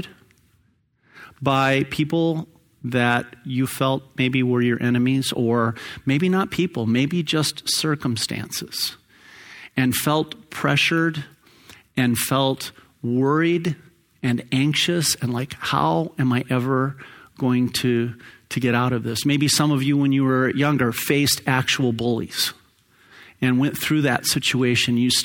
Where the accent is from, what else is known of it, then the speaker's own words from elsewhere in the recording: Phoenix, Arizona, United States; I grew up in Sunny Slope.